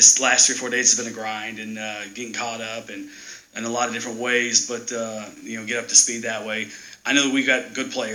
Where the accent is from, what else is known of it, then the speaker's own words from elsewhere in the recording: Texas, United States; moved away; I grew up in Texas